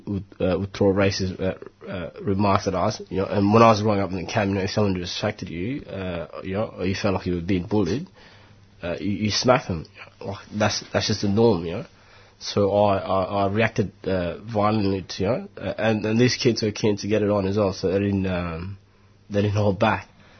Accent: Melbourne, Victoria, Australia; I'm a solicitor, I'm from Melbourne, you know, I'm just here to see how things are done in Queensland.

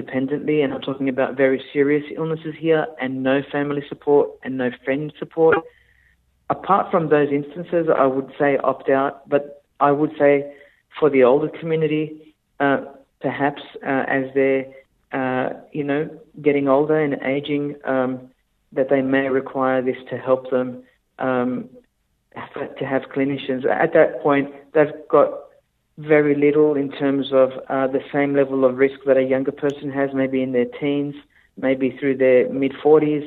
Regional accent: Australia; as an Australian

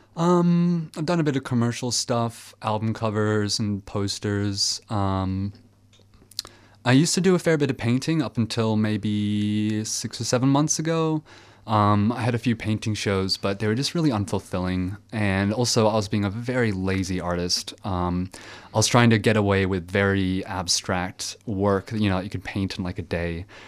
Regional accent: Belgium; now in Australia; the Franco-Belgian comics I read when I was growing up in Belgium

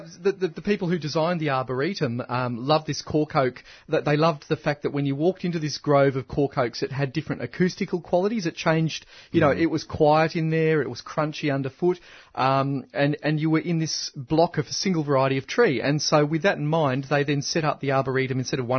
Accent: Canberra, Australian Capital Territory, Australia; I grew up in Canberra

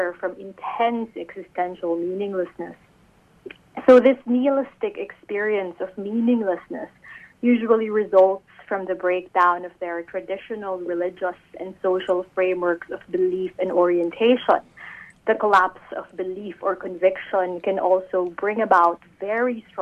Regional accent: Philippines; I'm from the Philippines, a country I love and a country known for its deeply rooted Catholic tradition.

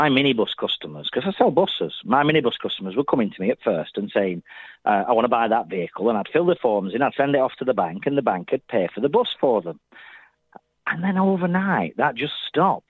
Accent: Burnley, North West England, United Kingdom; I'm from Burnley

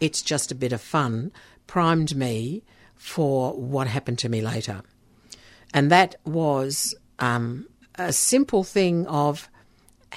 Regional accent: Netherlands; moved away; my background is Dutch. I was born in Holland

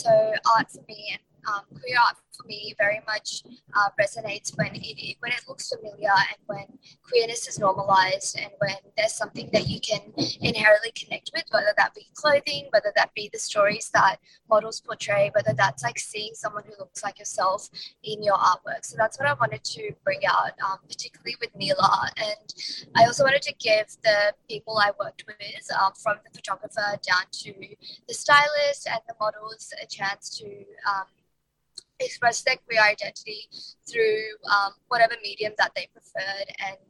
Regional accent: India; I didn't want to just represent queer Indians, even though I am Indian.

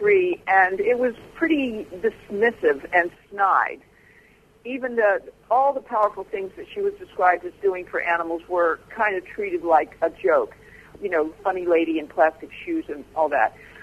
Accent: Pennsylvania, United States; now in Virginia, United States; I grew up in Pennsylvania in a semi-rural county

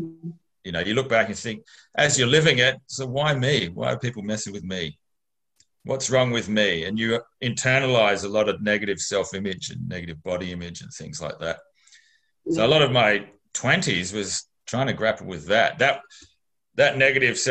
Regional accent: Mount Gambier, South Australia, Australia; I grew up in Mount Gambier. So that's a reasonably conservative regional town in rural South Australia

